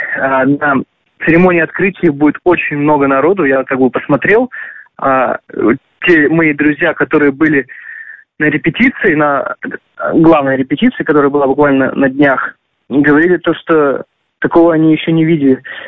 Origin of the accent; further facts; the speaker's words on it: near Kazan, Tatarstan, Russia; в Казани, практически в моем родном городе